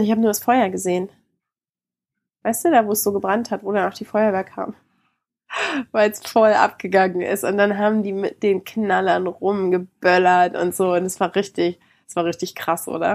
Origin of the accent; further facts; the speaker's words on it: Germany; Bei uns in Deutschland